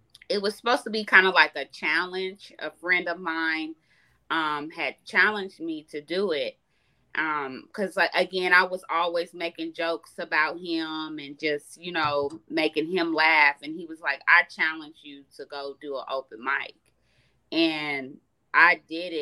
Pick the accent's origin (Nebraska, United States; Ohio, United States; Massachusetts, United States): Nebraska, United States; now in Las Vegas, United States; I am from Nebraska